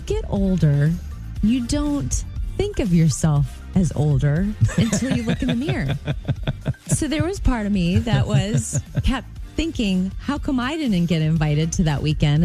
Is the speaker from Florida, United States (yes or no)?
yes; Jupiter, Florida, United States; moved away; my hometown of Jupiter